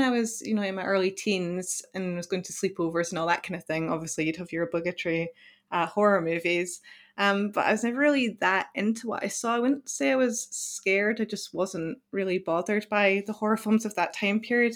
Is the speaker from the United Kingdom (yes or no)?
yes; Scotland, United Kingdom; I'm European myself, I'm Scottish